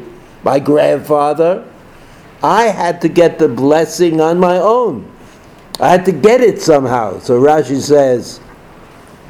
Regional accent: New York City, New York, United States; I'm from Brooklyn.

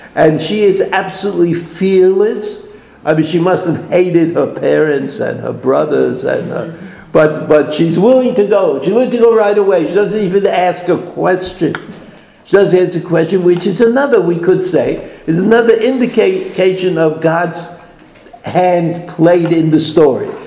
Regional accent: New York City, New York, United States; I'm from Brooklyn

